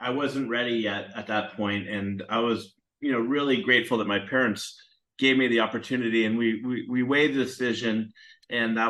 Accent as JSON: {"language": "English", "area": "San Francisco Bay Area", "region": "California", "country": "United States", "tie": "born or raised there", "said": "I grew up in the San Francisco Bay Area."}